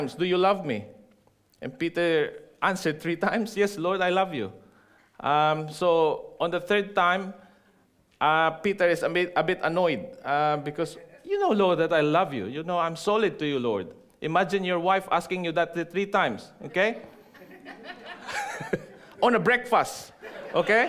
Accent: Philippines; moved away as an adult; now in New Zealand; I am no longer a Filipino nor a Kiwi, right? My passport is black, and also in maroon. Okay, so I'm a dual citizen. I'm a Kiwi Pino, full fledged.

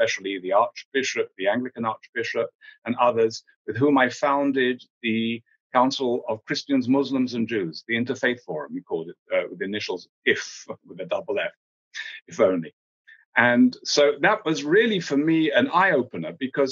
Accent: England, United Kingdom; moved away as an adult; also born or lived in South Africa / Ireland; the home in which I grew up in England

